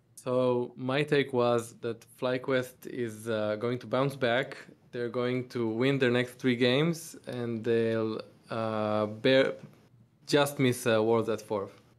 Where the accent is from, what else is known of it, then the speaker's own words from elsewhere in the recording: Tel Aviv, Tel Aviv District, Israel; I'm from Tel Aviv, Israel